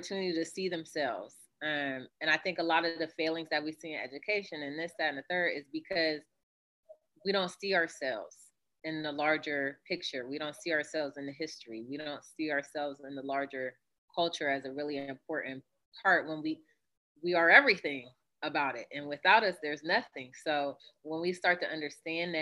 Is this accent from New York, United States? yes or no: no; Northeast Ohio, United States; now in Philadelphia, United States; I was born and raised in Northeast Ohio